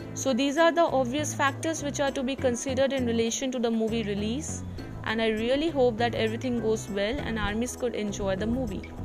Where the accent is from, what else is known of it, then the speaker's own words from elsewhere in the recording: India; I'm from India.